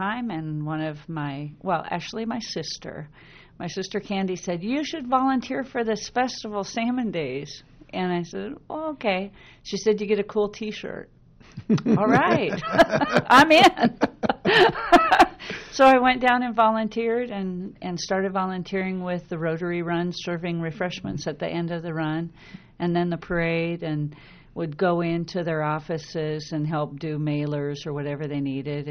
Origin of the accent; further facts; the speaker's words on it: Issaquah, Washington, United States; also born or lived in Seattle / Bellevue; I was raised in Issaquah, so I was raised with Labor Day